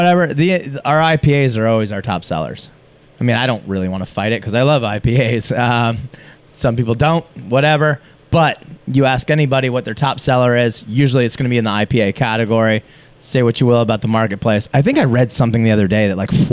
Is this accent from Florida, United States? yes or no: yes; Florida, United States; moved away as an adult; now in Seattle, United States; I'm from Florida